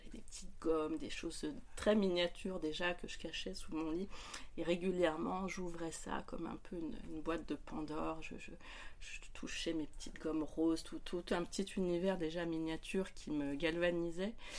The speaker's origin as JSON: {"language": "French", "town": "Lyon", "region": "Auvergne-Rhône-Alpes", "country": "France", "tie": "born or raised there", "moved": "as an adult", "lives_now": "near Paris, France", "said": "je suis originaire de Lyon"}